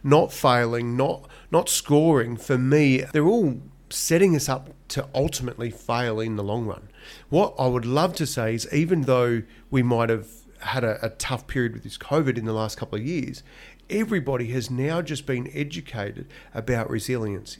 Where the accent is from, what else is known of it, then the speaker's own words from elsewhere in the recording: Donald, Victoria, Australia; I was born in Donald, in country Victoria